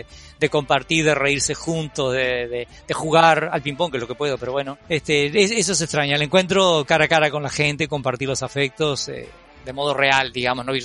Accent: Juan Lacaze, Colonia, Uruguay; soy originario de Juan Lacase, para los que no saben eso queda en el departamento de Colonia.

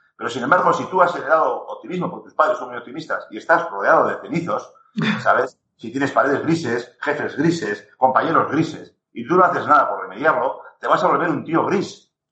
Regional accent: Navarre, Spain; Como buen navarro

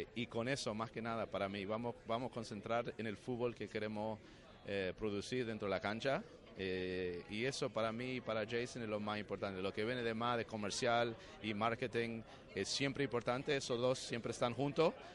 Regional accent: Argentina; como argentino

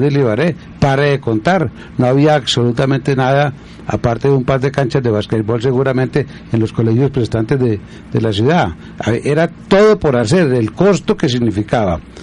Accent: La Virginia, Risaralda, Colombia; also born or lived in Santuario, Risaralda; Yo nací en Santo Antonio Reseralda, pero mi formación de bachillerato es en la Virginia

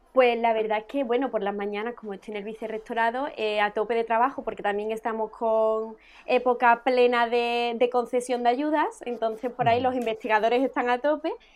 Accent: Écija, Andalusia, Spain; Yo soy de Écija

